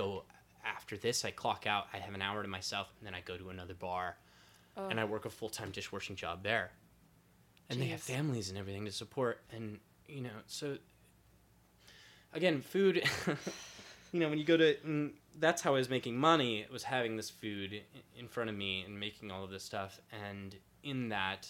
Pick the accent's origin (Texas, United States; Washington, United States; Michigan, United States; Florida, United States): Texas, United States; San Antonio; now in New York City, United States; I come from Texas. I'm from San Antonio. Tacos were given to me from birth.